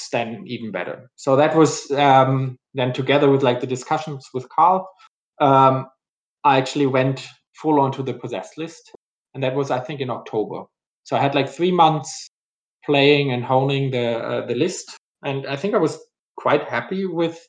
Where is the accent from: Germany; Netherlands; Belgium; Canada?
Germany; English is a second language; now in Houston, United States; in Germany, my home country, as most of the people were already have guessed from my accent.